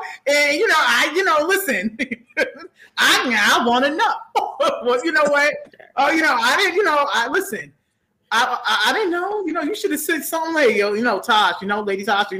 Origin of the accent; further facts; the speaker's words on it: New York, United States; I'm born and raised in New York and I'm trying to get out, but go ahead.